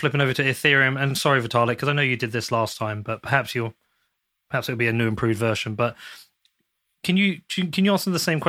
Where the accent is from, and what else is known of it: Ireland